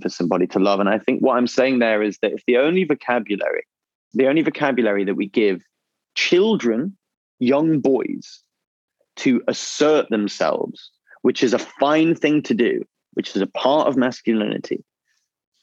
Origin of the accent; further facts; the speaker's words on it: England, United Kingdom; as an English person